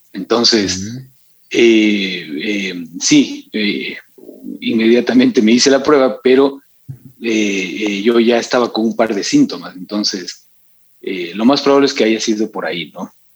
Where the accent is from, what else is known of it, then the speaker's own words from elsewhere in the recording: Quito, Pichincha, Ecuador; also born or lived in Cuenca; yo nací acá en Quito, acá en Quito viví